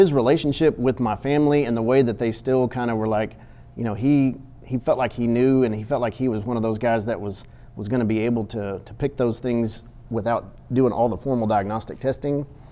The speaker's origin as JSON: {"language": "English", "town": "Victoria", "region": "Texas", "country": "United States", "tie": "born or raised there", "also_born_or_lived": "Austin, Texas / Georgetown, Texas / San Antonio, Texas / Waco, Texas", "lives_now": "Kaufman, United States", "said": "grew up in South Texas in Victoria"}